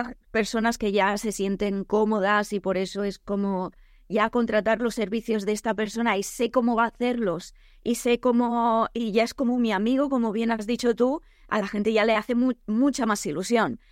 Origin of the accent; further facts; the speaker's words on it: El Campello, Valencian Community, Spain; yo soy de Alicante, de El Campello